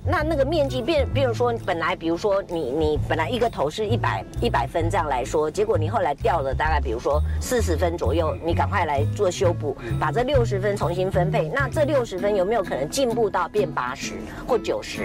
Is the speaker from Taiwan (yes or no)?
yes; Taiwan; 我们台湾人没有人上榜哎